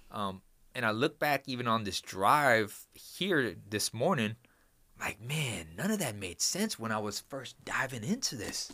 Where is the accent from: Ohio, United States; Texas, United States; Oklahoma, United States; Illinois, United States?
Texas, United States; Houston; I'm from Houston, Texas.